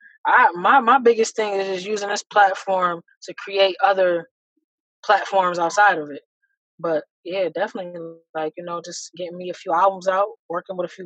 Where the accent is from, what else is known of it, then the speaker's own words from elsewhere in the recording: Buffalo / Niagara Falls area, New York, United States; I'm trying to get a couple storefronts between here in Buffalo and then in Niagara Falls too